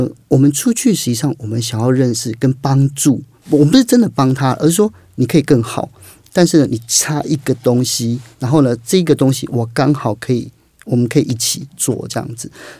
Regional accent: Kaohsiung, Taiwan; 所以也花更多时间到外县，因为我是高雄人嘛

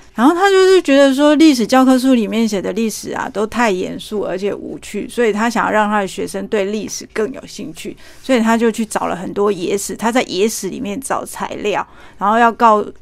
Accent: Taiwan; 我们台湾人

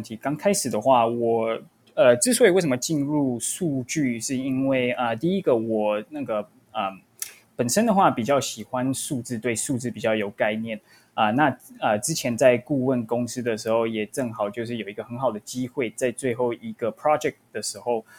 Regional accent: Vancouver, British Columbia, Canada; moved away as an adult; now in United States; 我是从温哥华来到美国，然后先来这边是读大学的，然后我在大学的时候是读 UCLA，然后之后毕业之后就找到一个工作，正好有一个机会，然后来到矽谷。

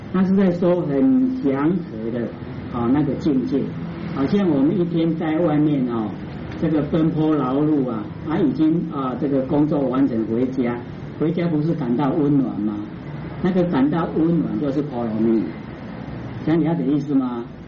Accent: Taiwan; 我们台湾话都捆仙绳

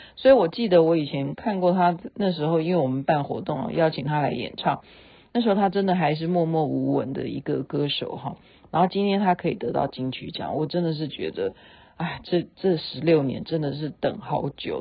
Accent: Taiwan; 我是台妹啊

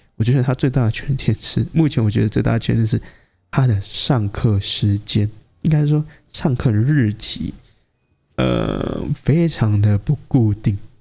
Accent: Taiwan; 对于我们台湾人，应该说对于亚洲来说。太吝啬于表达了

